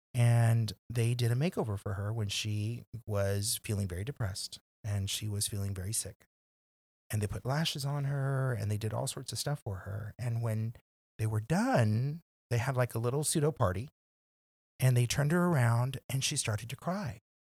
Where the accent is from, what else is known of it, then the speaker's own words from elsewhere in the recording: McAllen, Texas, United States; moved away; also born or lived in San Antonio / New York; I'm from McAllen, Texas